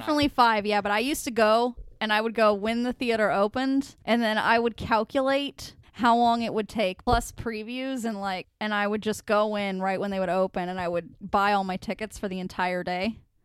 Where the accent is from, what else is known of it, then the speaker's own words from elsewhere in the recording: United States; I'm an American